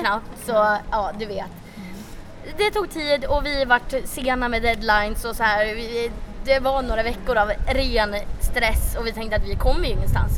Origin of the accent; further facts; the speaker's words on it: Sweden; vi är ju svenskar